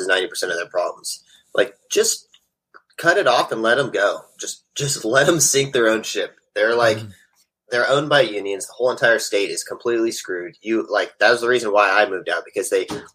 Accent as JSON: {"language": "English", "region": "California", "country": "United States", "tie": "born or raised there", "also_born_or_lived": "Las Vegas", "moved": "as an adult", "said": "My whole life, 26 years."}